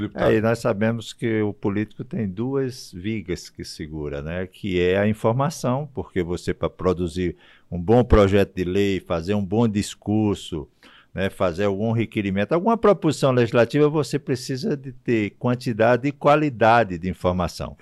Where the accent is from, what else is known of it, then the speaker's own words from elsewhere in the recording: Jardim de Piranhas, Rio Grande do Norte, Brazil; also born or lived in Paraíba; now in Brasília, Brazil; me considero paraibano, sou natural da Paraíba, mas fui criado no Rio Grande do Norte.